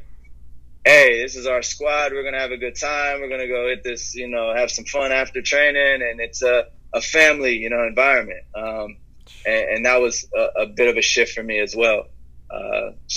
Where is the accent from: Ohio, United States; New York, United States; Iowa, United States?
Ohio, United States; Dayton; I'm from Ohio, born in Dayton, Ohio